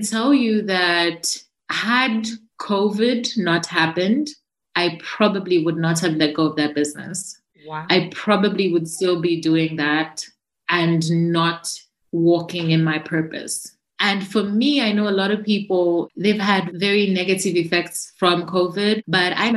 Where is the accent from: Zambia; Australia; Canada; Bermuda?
Zambia; I'm from Zambia, right? So I'm from Africa